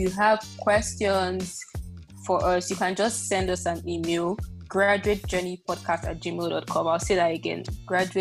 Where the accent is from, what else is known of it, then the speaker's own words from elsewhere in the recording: Nigeria; I come from Nigeria, lingua franca is English